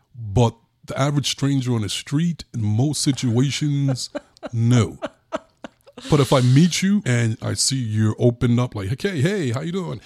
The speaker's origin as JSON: {"language": "English", "town": "New York City", "region": "New York", "country": "United States", "tie": "born or raised there", "said": "growing up in New York, once again, in Brooklyn"}